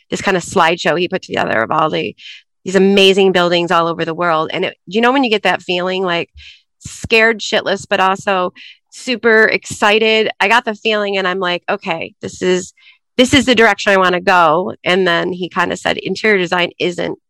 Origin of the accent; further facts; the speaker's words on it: Troy, Michigan, United States; now in Chicago, United States; I grew up in Troy, Michigan